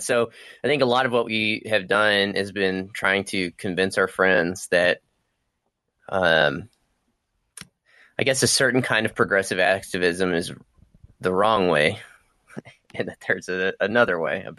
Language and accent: English; New Mexico, United States; now in Kentucky, United States; where I grew up in New Mexico and where I live now in Kentucky